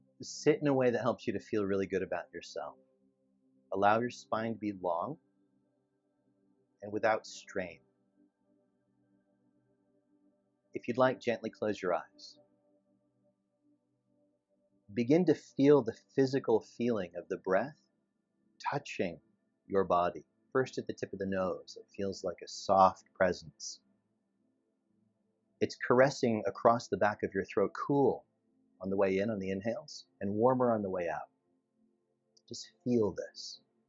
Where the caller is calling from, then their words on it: West Hollywood, California, United States; It's Los Angeles, specifically West Hollywood, California.